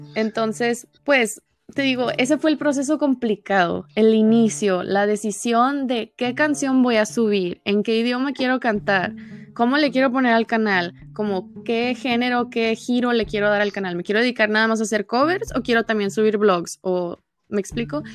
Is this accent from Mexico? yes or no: yes; Tijuana, Baja California, Mexico; soy de Tijuana, los dos somos norteños